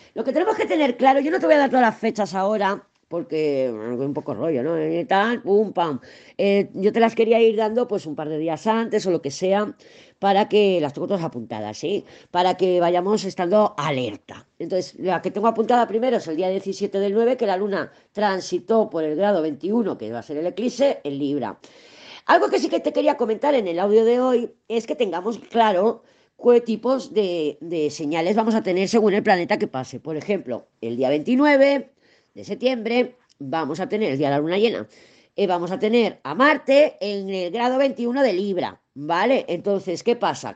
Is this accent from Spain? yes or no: yes; Spain; he nacido, soy española